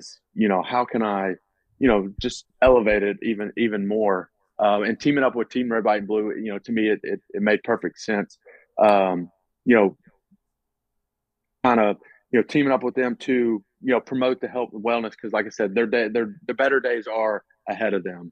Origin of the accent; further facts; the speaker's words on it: Mississippi, United States; growing up in Mississippi